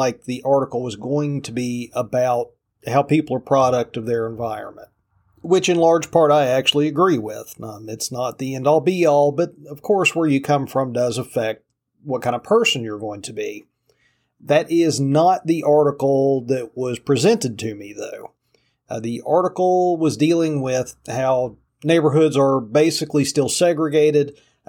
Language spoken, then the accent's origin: English; Appalachia, United States; Believe me, I grew up in Appalachia.